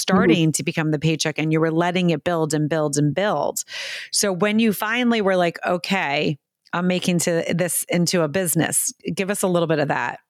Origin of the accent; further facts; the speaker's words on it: United States; also born or lived in New York City, United States; I grew up in America.